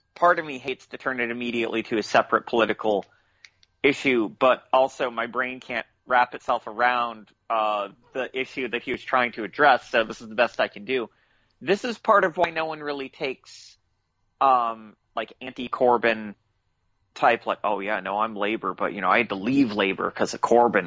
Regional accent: United States; I'm American

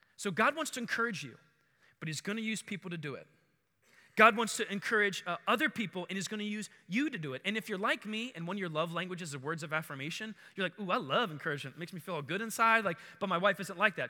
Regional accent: Baltimore, Maryland, United States; also born or lived in Howard County, Maryland; I grew up in Maryland. Uh, we lived in Bal-, in Baltimore, like where the west side of the city, Edmondson, right on the city county line, and that's where I grew up

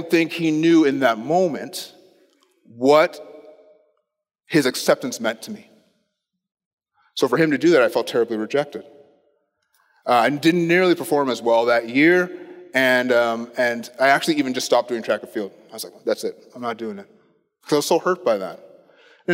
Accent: Ottawa, Ontario, Canada; I grew up in Ottawa

